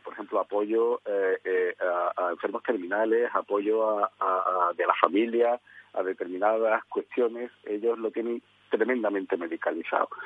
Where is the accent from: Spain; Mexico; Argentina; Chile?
Spain